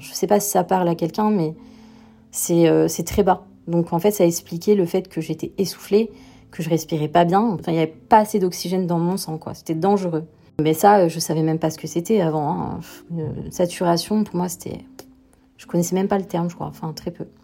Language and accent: French; the South, southern France, France; moved away as an adult; also born or lived in Paris; Je suis originaire du Sud